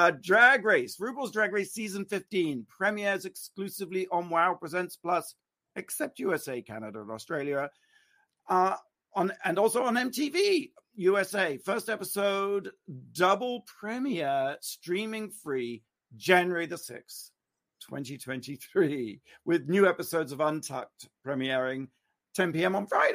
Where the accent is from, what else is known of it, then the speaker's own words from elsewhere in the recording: United Kingdom; moved away; I'm British originally.